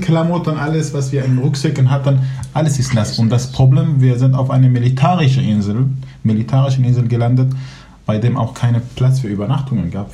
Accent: Aleppo, Aleppo Governorate, Syria; first language Kurdish, Arabic; German is a second language; moved away as an adult; now in Germany; Ich, ich komme aus Syrien, aus Aleppo. Ich bin Kurde, mit zwei Sprachen aufgewachsen, Kurdisch und Arabisch. Mhm. Da habe ich meine Kindheit verbracht.

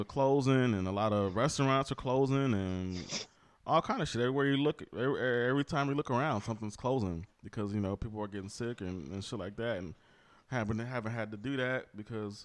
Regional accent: Wisconsin, United States; we are from Wisconsin. Me and you both live in Wisconsin

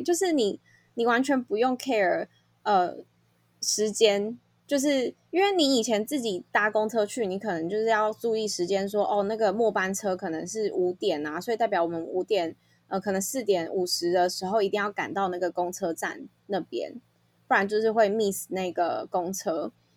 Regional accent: Taipei, Taiwan; also born or lived in Canada; 身为台北人

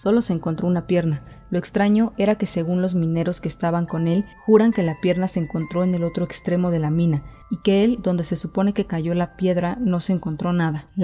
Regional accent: Cochabamba, Bolivia; Mira, yo soy de Bolivia, Cochabamba, pero mi familia de parte de mi papá es de Oruro, departamento de Bolivia

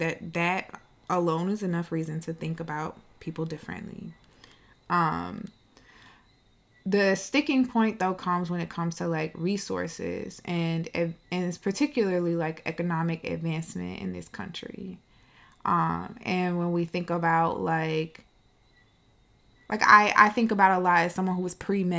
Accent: United States; us as Black American people

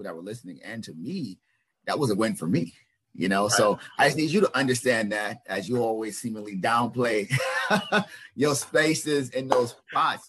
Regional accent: the South, United States; moved away; I'm from the South originally

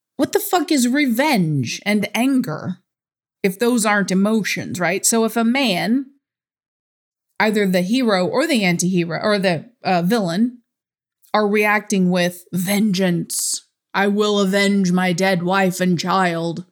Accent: United States; I'm from America

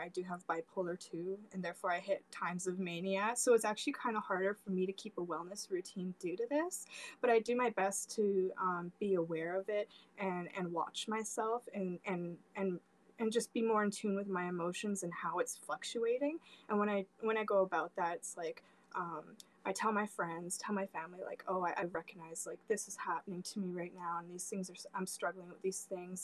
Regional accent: Canada; I'm, I'm from Canada um, and I'm in the West Coast.

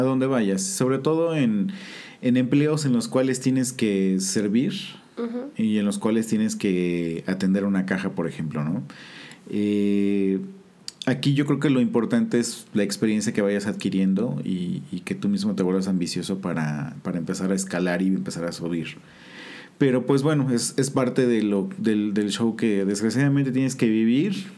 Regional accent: Mexico; Nosotros como mexicanos

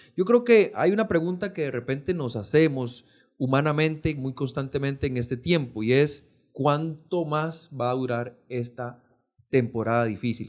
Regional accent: Pérez Zeledón, San José, Costa Rica; Yo soy oriundo de Pérez Celedón

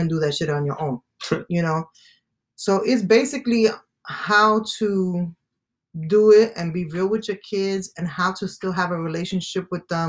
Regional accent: New York City, New York, United States; I am originally from Staten Island, New York

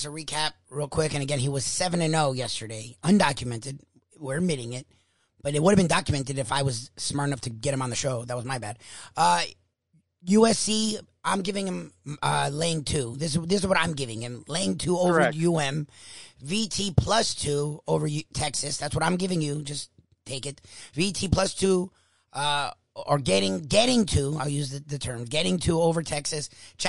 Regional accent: Australia; We're Australian. Australian rules is back.

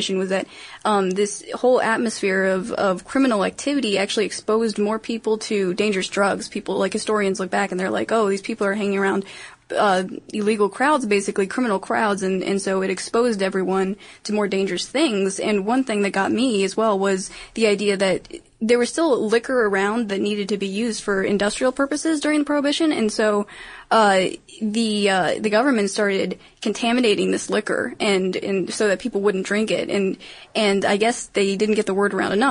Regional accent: Maryland, United States; Maryland, my home state

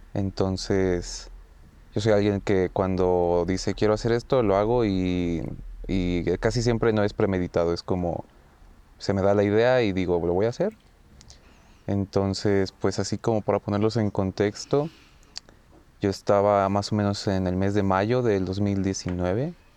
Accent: Mexico; venimos de México

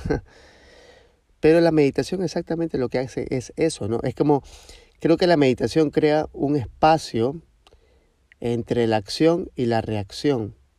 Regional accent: Ecuador; de Ecuador

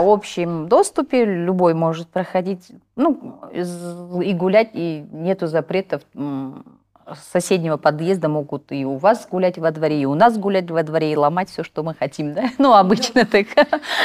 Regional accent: Kazakhstan; first language Kazakh; Russian is a second language; мы живем, родились в Казахстане, хотим развиваться в Казахстане

